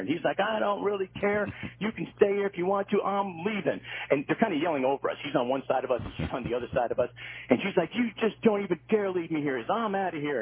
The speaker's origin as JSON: {"language": "English", "area": "Hollywood Fort Lauderdale area", "region": "South Florida", "country": "United States", "tie": "born or raised there", "said": "I grew up in South Florida most of my life uh, down in the Hollywood Fort Lauderdale area"}